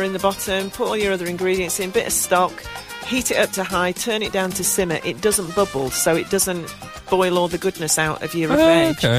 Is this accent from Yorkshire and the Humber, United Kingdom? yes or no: yes; Rotherham, Yorkshire and the Humber, United Kingdom; moved away; I come from Rotherham